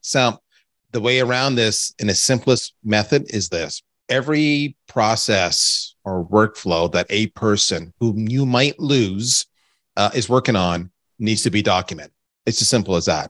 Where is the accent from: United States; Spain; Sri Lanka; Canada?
Canada; I'm Canadian